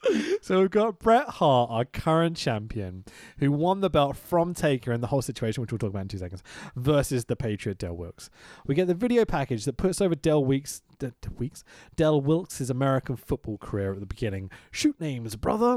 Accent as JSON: {"language": "English", "country": "United Kingdom", "said": "I'm British"}